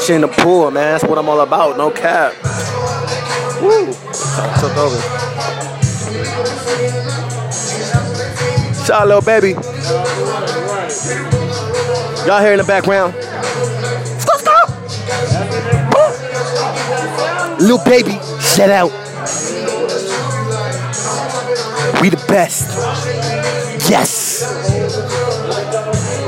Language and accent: English; New York, United States; moved away; I was raised in New York